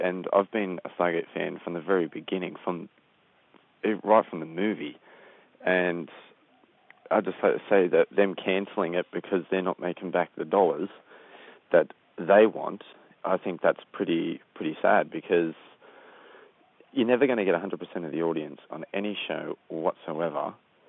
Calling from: Sydney, New South Wales, Australia; I'm calling from Sydney, Australia.

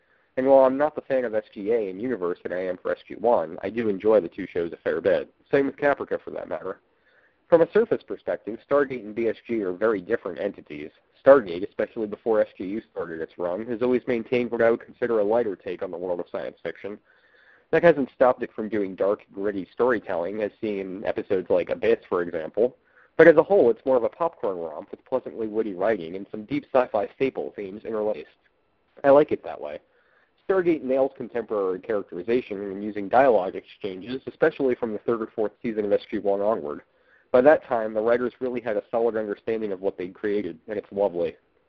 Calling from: St. Petersburg, Florida, United States; from the Gate World Forums, and I'm calling from St. Petersburg, Florida.

